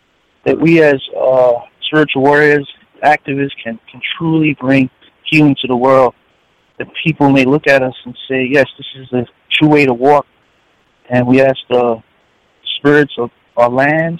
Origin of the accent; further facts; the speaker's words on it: New York City, New York, United States; also born or lived in Puerto Rico; I'm from New York City.